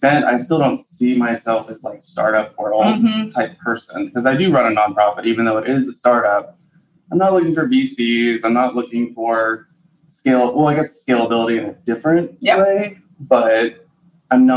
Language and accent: English; Louisville, Kentucky, United States; born or raised there